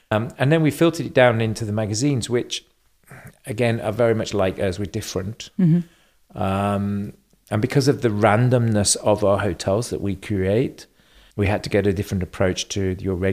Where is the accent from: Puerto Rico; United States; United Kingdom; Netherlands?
United Kingdom; England; born there; accent: slight German; also born or lived in Germany; Um, I was born in England. Um, I spent 10 years living in Germany, so I have a slight German accent.